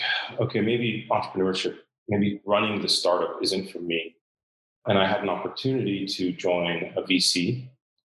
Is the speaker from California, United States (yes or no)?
yes; Southern California, United States; moved away as an adult; now in Dubai, United Arab Emirates; I lived in Southern California most of my life.